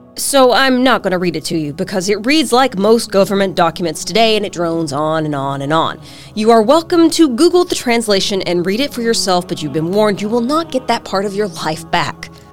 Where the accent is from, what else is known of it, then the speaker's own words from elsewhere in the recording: United States; As an American